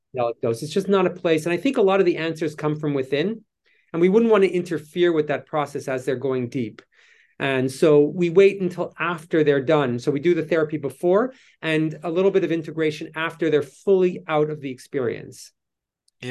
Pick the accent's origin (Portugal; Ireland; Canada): Canada; moved away as an adult; I'm Canadian